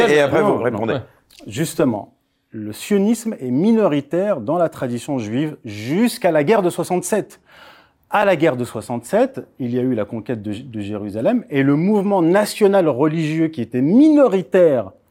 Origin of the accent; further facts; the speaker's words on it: Morocco; first language Tamazight (Amazigh); French is a second language; moved away; Moi, je suis marocain d'origine. Je suis né au Maroc